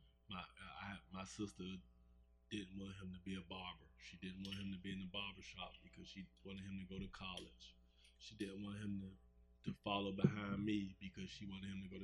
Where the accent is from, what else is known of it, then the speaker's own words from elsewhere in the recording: Washington, District of Columbia, United States; I grew up in Southeast. Yeah, I'm from DC.